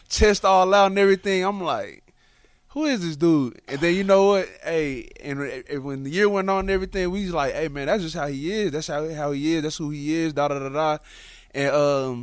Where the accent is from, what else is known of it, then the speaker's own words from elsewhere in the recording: Dallas, Texas, United States; I'm from Dallas